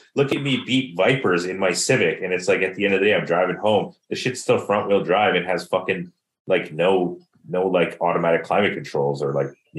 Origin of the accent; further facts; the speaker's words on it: Surrey, British Columbia, Canada; I mean, I'm from Surrey, so Preludes are like in my blood, so whatever.